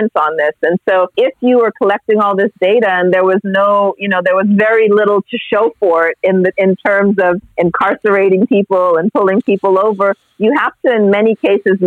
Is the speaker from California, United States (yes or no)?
yes; Los Angeles, California, United States; I grew up partly in Los Angeles, and so in a heavily policed neighborhood